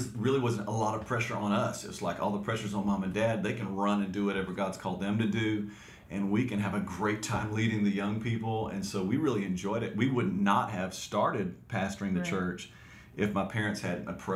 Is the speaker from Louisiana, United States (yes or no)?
yes; Alexandria, Louisiana, United States; also born or lived in Waxahachie, Texas; we got married and moved back to Alexandria, Louisiana, where my parents were pastoring a church